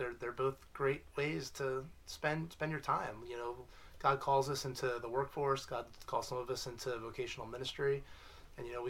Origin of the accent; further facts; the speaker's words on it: Aston, Pennsylvania, United States; also born or lived in Blacksburg, Virginia; now in West Chester, United States; I grew up down in Aston, Delaware County